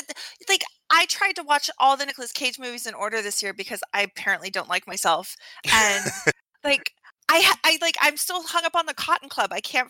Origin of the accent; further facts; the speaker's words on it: Alaska, United States; So I grew up in Alaska